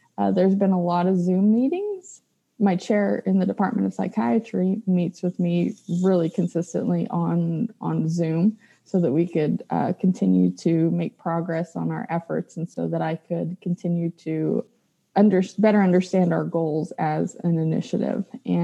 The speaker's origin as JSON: {"language": "English", "town": "Lamesa", "region": "Texas", "country": "United States", "tie": "born or raised there", "moved": "as an adult", "lives_now": "Lubbock, United States", "said": "I'm a West Texas girl, so I was born and raised in La Mesa, Texas, and I came to the big city to go to school."}